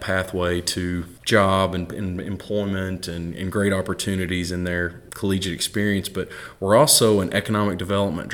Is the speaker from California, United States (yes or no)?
no; Southeast Missouri, United States; moved away as an adult; also born or lived in Murray, Kentucky; I was a kid from Southeast Missouri, from the Boot Hill